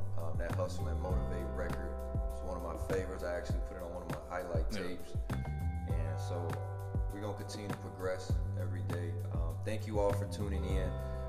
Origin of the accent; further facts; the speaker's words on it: Gary, Indiana, United States; I'm from Gary, like, poverty, a lot of minorities.